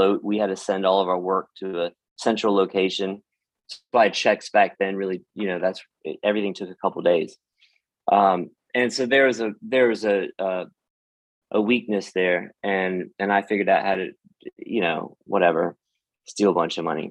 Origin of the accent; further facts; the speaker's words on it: North Carolina, United States; I was raised here in North Carolina